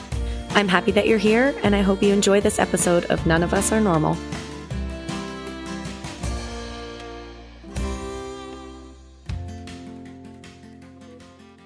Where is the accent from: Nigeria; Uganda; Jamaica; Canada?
Canada; now in Nashville, United States; I'm a Canadian country artist living in Nashville, Tennessee